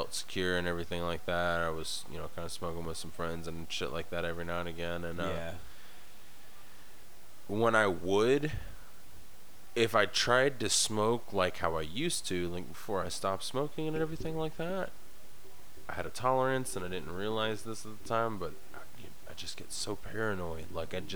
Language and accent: English; the South, United States; now in Nebraska, United States; I was born and raised in the South